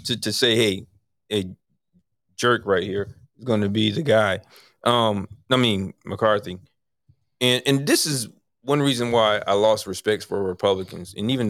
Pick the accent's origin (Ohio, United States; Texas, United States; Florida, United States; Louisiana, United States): Florida, United States; Tampa; We're from Tampa.